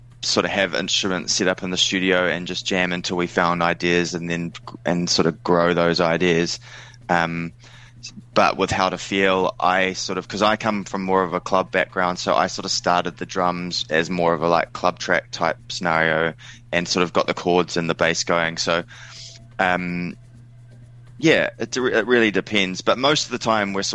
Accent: New Zealand; I'm from New Zealand

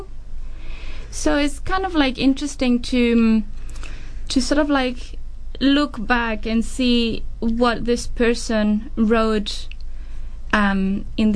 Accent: Chile; moved away as an adult; now in New Zealand; I'm from Chile

